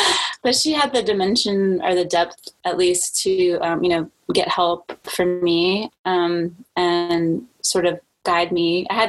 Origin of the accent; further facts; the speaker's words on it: New Orleans, Louisiana, United States; also born or lived in Germany / Spain; So I was born in Germany, and then we lived in Spain for about 5 years. And then, then we moved to New Orleans, which is not a place where you would imagine the military to be.